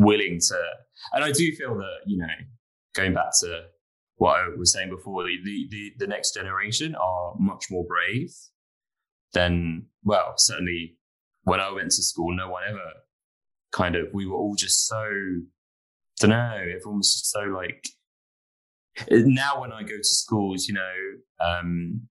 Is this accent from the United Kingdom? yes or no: yes; London, United Kingdom; I grew up in London